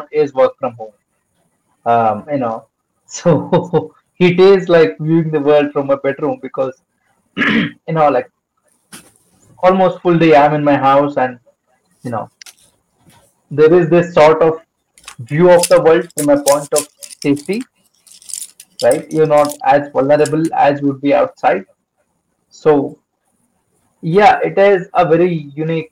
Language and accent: English; Bangalore, Karnataka, India; I'm from Bangalore, India.